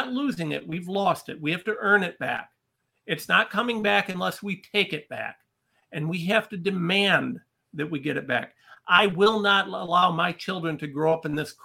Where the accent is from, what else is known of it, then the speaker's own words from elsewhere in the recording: Ohio, United States; I'm a regular guy from a little town in Ohio